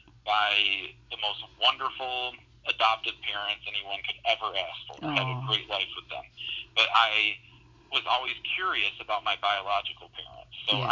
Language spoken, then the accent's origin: English; Bradenton, Florida, United States; born there; My biological dad runs several successful halfway houses where I was born in Bradenton, Florida